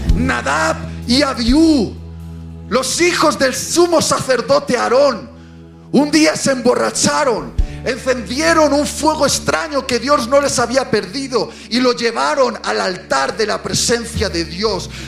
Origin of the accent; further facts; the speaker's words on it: Bilbao, Basque Country, Spain; Yo iba desde mi ciudad natal, Bilbao